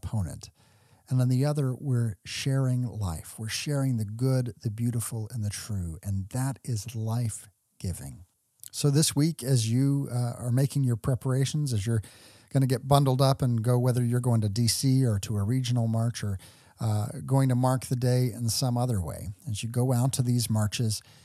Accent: Texas, United States; I grew up in Texas

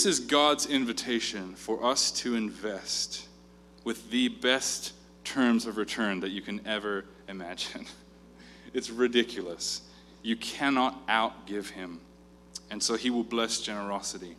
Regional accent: South Africa; I grew up in South Africa

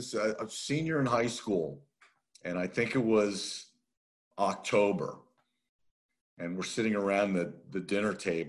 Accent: Northeast, United States; I obviously, growing up in the Northeast, I didn't even think about coming south

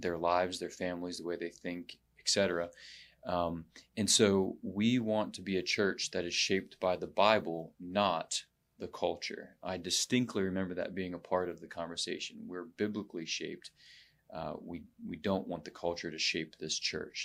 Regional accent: United States; I've never lived outside of the country

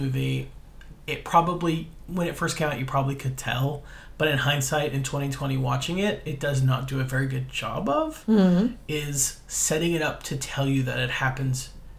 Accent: West Virginia, United States; I'm from West Virginia where this movie takes place.

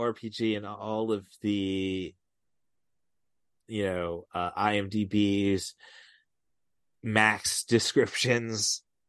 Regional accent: Midwest, United States; I grew up in the Midwest

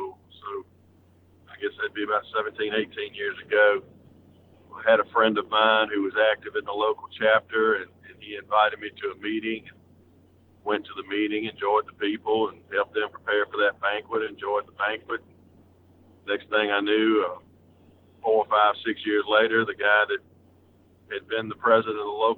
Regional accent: South Mississippi, United States; I grew up in South Mississippi

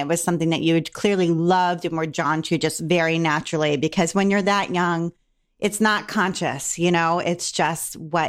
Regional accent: Maryland, United States; I grew up in Maryland.

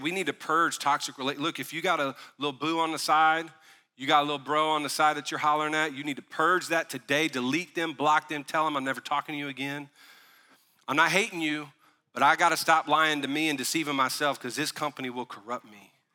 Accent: the South, United States; also born or lived in Tennessee; We were raised in the South

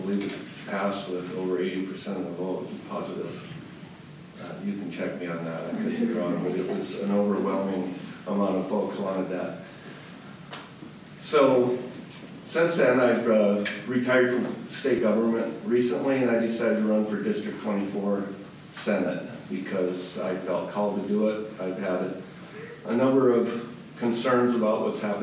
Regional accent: Eureka, South Dakota, United States; moved away as an adult; also born or lived in Aberdeen; now in Pierre, United States; I was born in McPherson County, Eureka, raised there

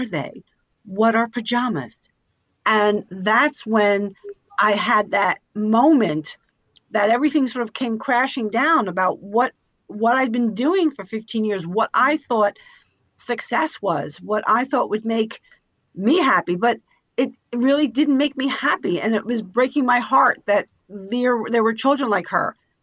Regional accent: Yonkers, New York, United States; I grew up in Yonkers, New York

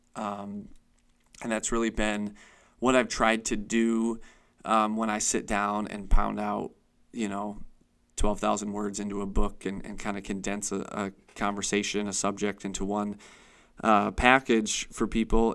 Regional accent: Chautauqua County, New York, United States; moved away as an adult; now in Erie, United States; I was born and raised in Chautauqua County. It's really all I ever knew

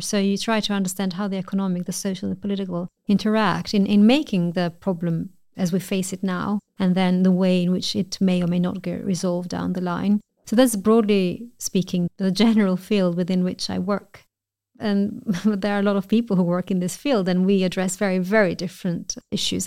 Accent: Albania; moved away as an adult; also born or lived in United Kingdom; I'm originally from Albania

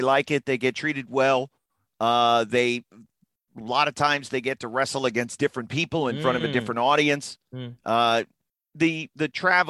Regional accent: Florida, United States; Growing up in Florida and so many golf courses around.

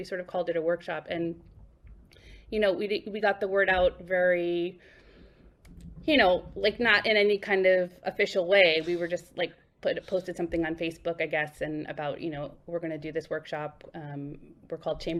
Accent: Boston, Massachusetts, United States; moved away as an adult; also born or lived in New York / Cleveland; now in Brooklyn, United States; I grew up in Boston, and I started playing cello in Boston when I was about 8 years old. I ended up in New York when I was like 18 years old

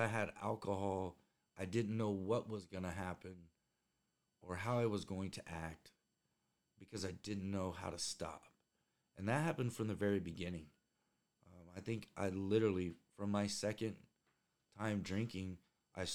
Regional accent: Indiana, United States; I grew up in Indiana

